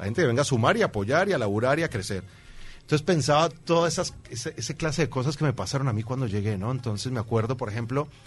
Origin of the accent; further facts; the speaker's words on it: Caribbean Region, Colombia; moved away as an adult; now in Uruguay; en Colombia pasa que somos